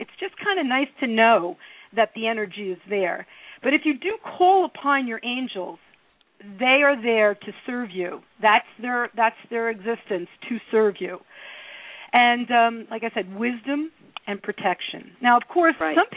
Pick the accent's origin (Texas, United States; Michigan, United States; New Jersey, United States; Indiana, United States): New Jersey, United States; Newark; when I was growing up in Newark